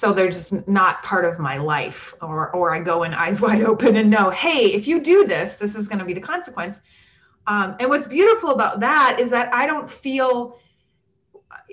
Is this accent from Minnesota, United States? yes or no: yes; Minnesota, United States; moved away; also born or lived in the South; I grew up in Minnesota